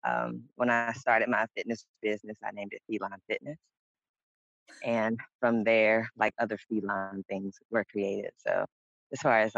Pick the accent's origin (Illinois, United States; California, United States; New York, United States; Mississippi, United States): Mississippi, United States; I am from Mississippi